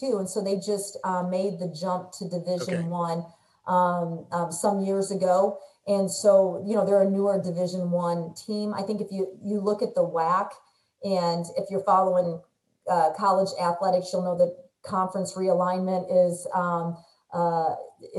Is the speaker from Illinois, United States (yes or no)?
no; Indiana, United States; moved away; we're originally from Indiana, so we still have a pretty strong alliance as Hoosiers